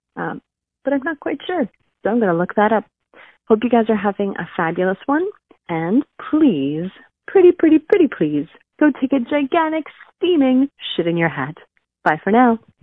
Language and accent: English; Canada; I am Canadian